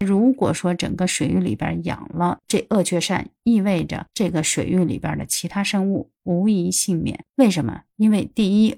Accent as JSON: {"language": "Chinese", "country": "China", "said": "我们中国人"}